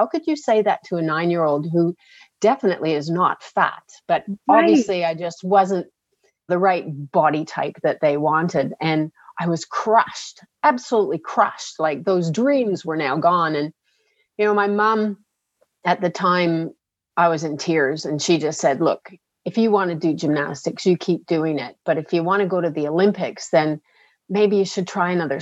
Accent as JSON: {"language": "English", "country": "Canada", "tie": "born or raised there", "moved": "as an adult", "lives_now": "Australia", "said": "I'm actually born in Canada. So I've been in Australia 26 years"}